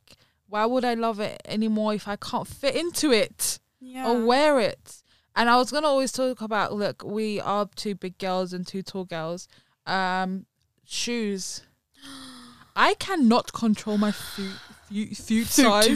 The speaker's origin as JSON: {"language": "English", "region": "London", "country": "United Kingdom", "tie": "born or raised there", "said": "we were born and raised in London because it's quite a multicultural place"}